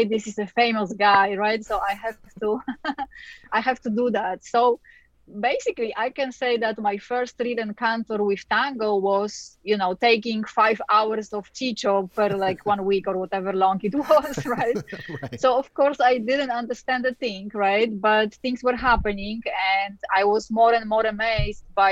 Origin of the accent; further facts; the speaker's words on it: Poland; now in United States; I was born in Poland, and in Poland, everybody danced ballroom at the time